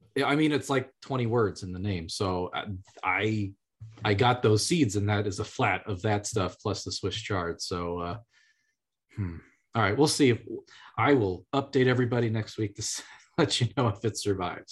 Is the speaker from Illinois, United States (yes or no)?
yes; Illinois, United States; I grew up in Illinois